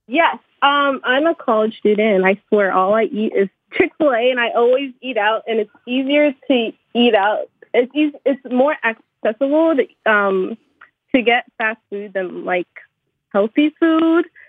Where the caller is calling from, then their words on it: New York, United States; I'm calling from New York.